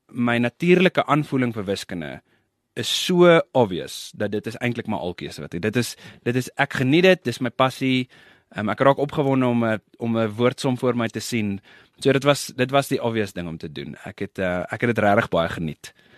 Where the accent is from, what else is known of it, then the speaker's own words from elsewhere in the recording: Pretoria, Gauteng, South Africa; Ek het uh groot geword en gebore, groot geword, geswat daar in Pretoria